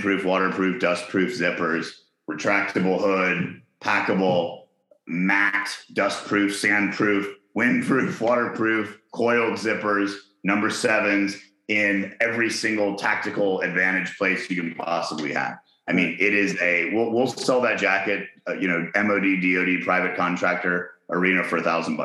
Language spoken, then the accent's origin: English; Chattanooga, Tennessee, United States; moved away; also born or lived in Hong Kong; I was born in Chattanooga